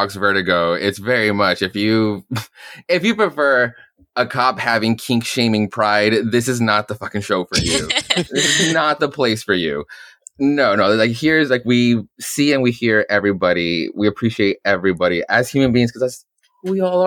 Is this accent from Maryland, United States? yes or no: no; Arizona, United States; Keith and I come from like very conservative, like Arizona